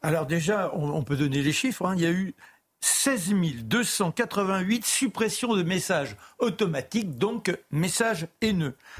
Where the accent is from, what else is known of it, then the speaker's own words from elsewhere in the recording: France; je suis fier d'être français. Je suis viscéralement français.